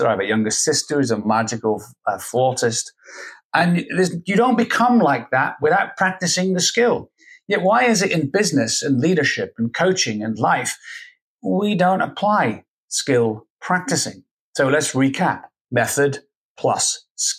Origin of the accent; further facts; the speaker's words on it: Scotland, United Kingdom; I'm Scottish and from the UK